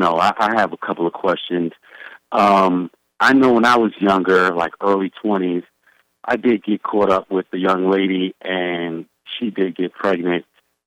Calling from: New York City, New York, United States; from the Subcon family. I'm calling from the Planet Brooklyn.

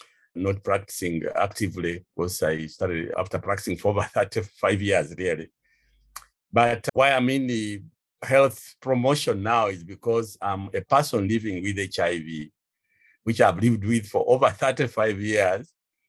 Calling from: Kampala, Central Region, Uganda; I'm speaking from Kampala, Uganda.

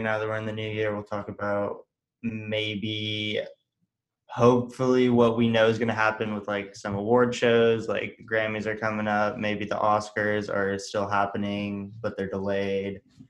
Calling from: California, United States; I'm coming, joining you, Jake, from Orange County, California.

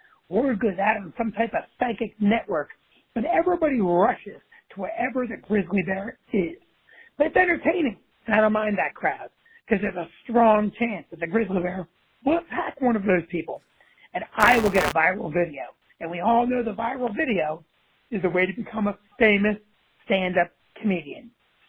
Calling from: New Jersey, United States; And I'm calling from New Jersey, and I'm a comic.

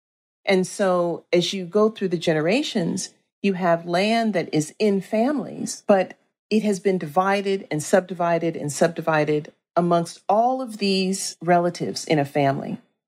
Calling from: San Francisco, California, United States; I'm calling in from San Francisco, California.

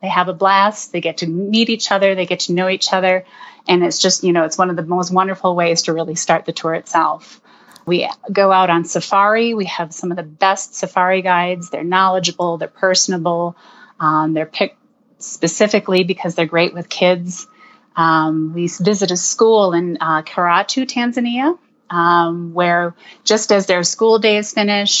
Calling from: Denver, Colorado, United States; I am in Denver, Colorado.

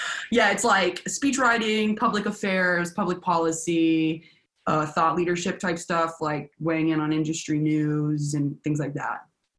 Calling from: Nashville, Tennessee, United States; I'm Zooming you from Nashville, Tennessee.

